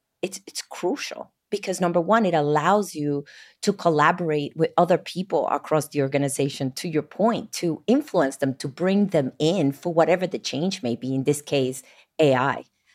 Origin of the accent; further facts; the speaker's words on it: Puerto Rico; moved away as an adult; now in New Jersey, United States; I grew up in Puerto Rico, but moved to New Jersey, and I've been here actually for 12 years as well.